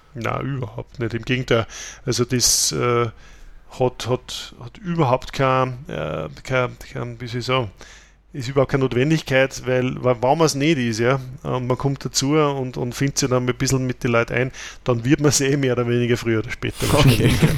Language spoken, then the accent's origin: German; Austria; bei uns in Österreich